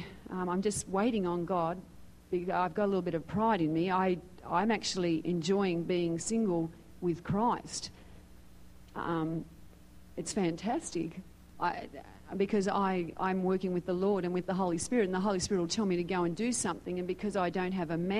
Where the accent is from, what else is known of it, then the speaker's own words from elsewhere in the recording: Sydney, New South Wales, Australia; moved away as an adult; also born or lived in Philippines; now in United States; I was born in Sydney, Australia, and I've been here this year for 10 years.